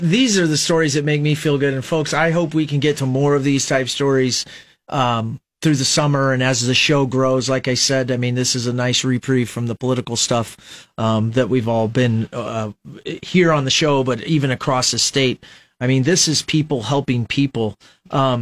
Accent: Fremont, Nebraska, United States; I'm from Fremont

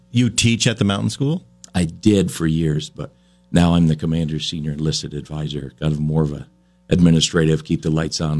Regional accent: Fairfax, Vermont, United States; I was I was born and raised in Vermont, Fairfax.

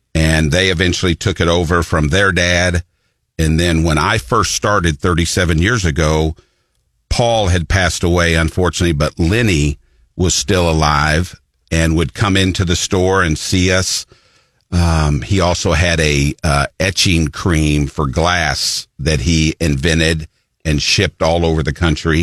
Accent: Columbia, Missouri, United States; also born or lived in Florence, Alabama; when I was about three, my mother and I moved to Columbia, and I've been here ever since, which would be 53 years

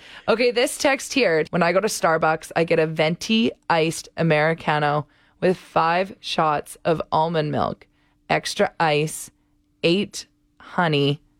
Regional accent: St. Albert, Alberta, Canada; Jensen Lake in St. Albert. I was like, since when is there a lake with a beach on it in my hometown?

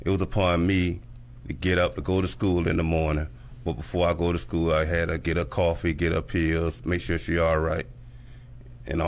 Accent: Miami, Florida, United States; Born and raised in Miami, Florida

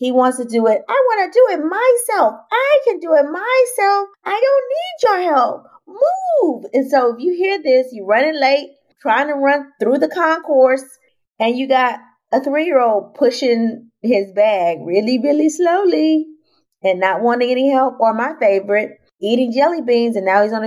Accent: Houston, Texas, United States; now in Atlanta, United States; my hometown

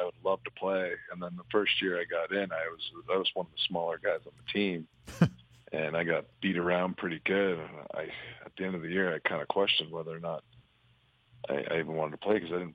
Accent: Fonthill, Ontario, Canada; I'm from Font Hill, Ontario.

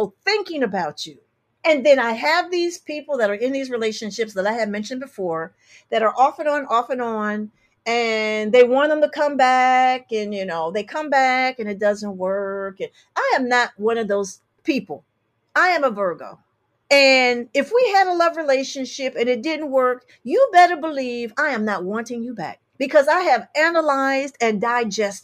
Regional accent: Detroit, Michigan, United States; I'm from Detroit, Michigan.

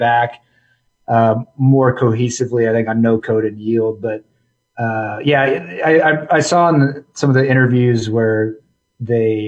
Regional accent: Omaha, Nebraska, United States; also born or lived in Lincoln, Nebraska / Cedar Rapids, Iowa / Des Moines, Iowa; Omaha is kind of my home. It's what I remember the most. And so that's where I grew up is in Omaha

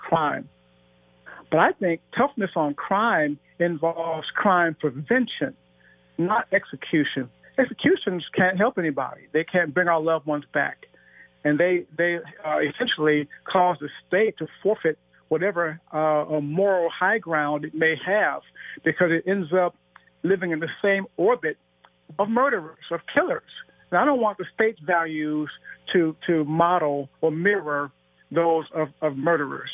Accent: Cleveland, Ohio, United States; my sister, Jennifer, was murdered in Cleveland, my hometown, in 1997

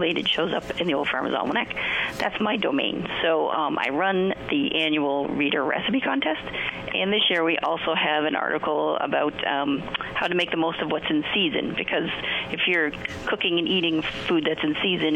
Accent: New Hampshire, United States; I was born and raised in New Hampshire, and that's how I say it.

